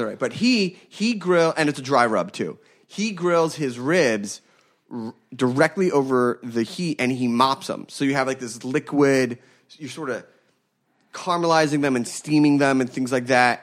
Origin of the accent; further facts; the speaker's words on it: Philadelphia, Pennsylvania, United States; I grew up in Philadelphia